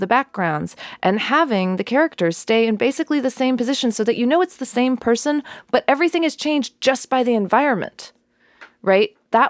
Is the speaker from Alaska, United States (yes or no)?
no; New Mexico, United States; I grew up in New Mexico